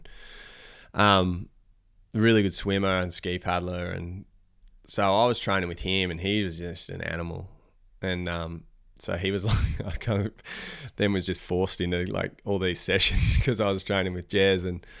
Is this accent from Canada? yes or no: no; Victoria, Australia; I'm from Victoria